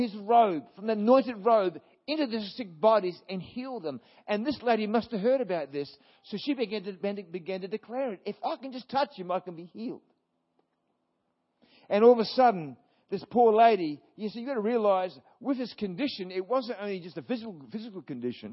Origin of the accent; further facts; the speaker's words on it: Brisbane, Queensland, Australia; I was born in Brisbane